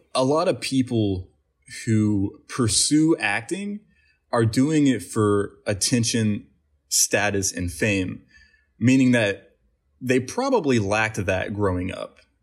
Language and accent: English; West Virginia, United States; moved away as an adult; now in Los Angeles, United States; we grew up in West Virginia.